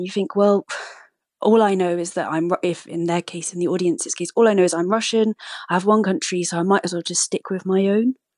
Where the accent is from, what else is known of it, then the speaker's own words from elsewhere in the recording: United Kingdom; also born or lived in Moscow; as a British person